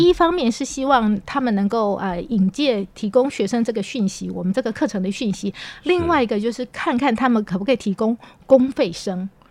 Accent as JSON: {"language": "Chinese", "region": "Yilan County", "country": "Taiwan", "tie": "born or raised there", "said": "我的，呃，爸爸妈妈，我妈妈在，呃，在宜兰当，呃，老师"}